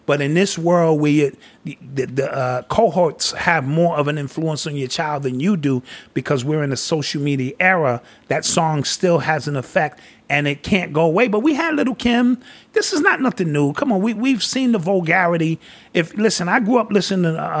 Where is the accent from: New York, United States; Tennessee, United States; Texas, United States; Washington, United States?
New York, United States; New York City; also born or lived in North Carolina; I'm New York born and raised.